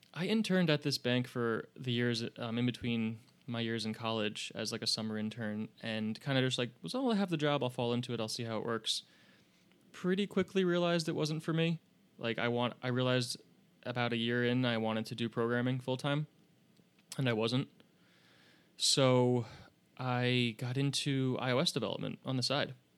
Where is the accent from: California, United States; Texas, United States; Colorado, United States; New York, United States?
New York, United States; upstate; I grew up in what people from New York would call upstate